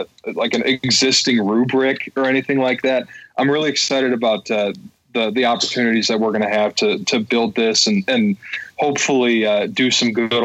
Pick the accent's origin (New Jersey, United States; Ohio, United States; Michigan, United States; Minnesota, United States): Michigan, United States; Downriver; also born or lived in Dearborn, Michigan; I am a native Michigander for my entire life to date. I was born in Dearborn and raised downriver and currently reside in Dearborn